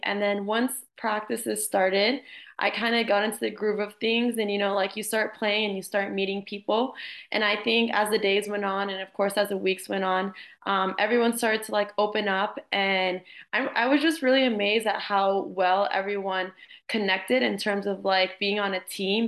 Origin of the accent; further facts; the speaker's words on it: Jacksonville, Florida, United States; also born or lived in Miami; I'm from Jacksonville. I played here at the club Armada um, all my years through elementary, middle, and high school